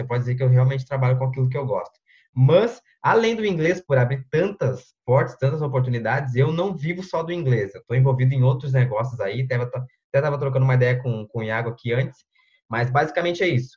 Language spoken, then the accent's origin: Portuguese; Porto Alegre metropolitan area, Rio Grande do Sul, Brazil; sou do Sul, sou da região metropolitana de, de Porto Alegre, uma cidadezinha teoricamente pequena aqui.